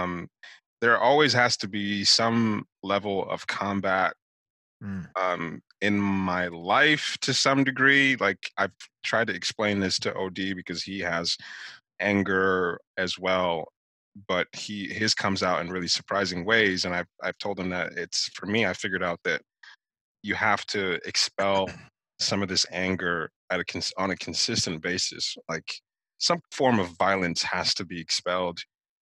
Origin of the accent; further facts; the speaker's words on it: Nigeria; now in United States; growing up in Nigeria